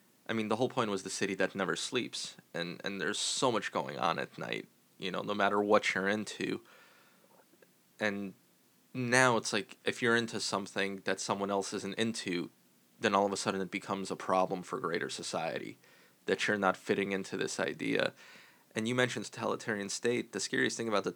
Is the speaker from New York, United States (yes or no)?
yes; New York, United States; I was born in New York and you sort of came to New York. So for me, New York, it's my home